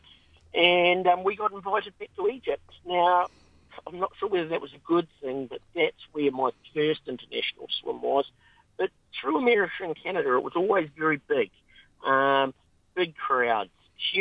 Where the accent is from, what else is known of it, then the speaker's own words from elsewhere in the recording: Dunedin, Otago, New Zealand; growing up in Dunedin